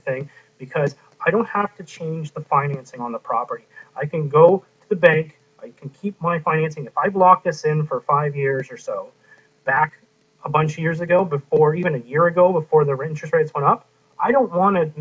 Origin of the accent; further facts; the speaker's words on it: Canada; I'm the Canadian investing in the U.S.